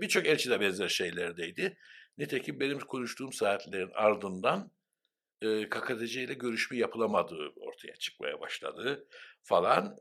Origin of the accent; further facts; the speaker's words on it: Cyprus; Ben de Kıbrıslı Türk'üm dedim ve Rumca bilmiyorum dedim.